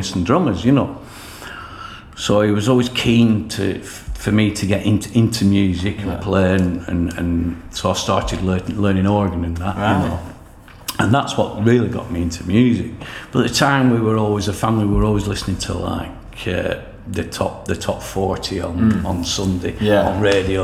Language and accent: English; Leyland, North West England, United Kingdom; I was born in Farrington, Leyland, and I grew up in the 70s